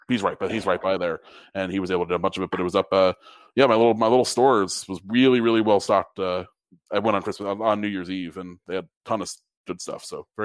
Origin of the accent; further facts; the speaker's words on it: Stamford, Connecticut, United States; moved away; of the two breweries in my hometown